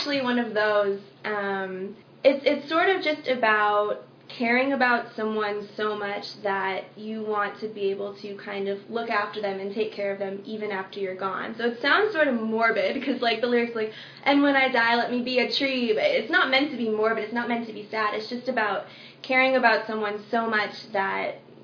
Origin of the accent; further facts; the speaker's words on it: Wisconsin, United States; moved away as an adult; my hometown in Wisconsin